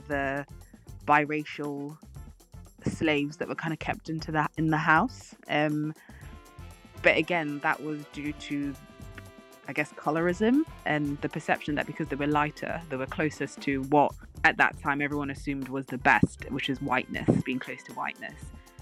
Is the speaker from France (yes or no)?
no; United Kingdom; we're British